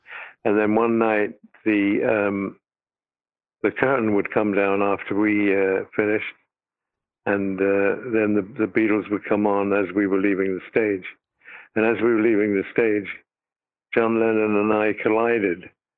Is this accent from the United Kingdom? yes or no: yes; United Kingdom; And I said, "Actually, no. I'm British."